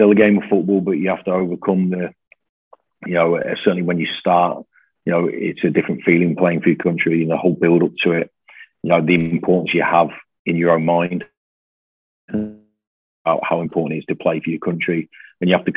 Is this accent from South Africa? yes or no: no; Coventry, West Midlands, United Kingdom; now in Glasgow, United Kingdom; I was born in Coventry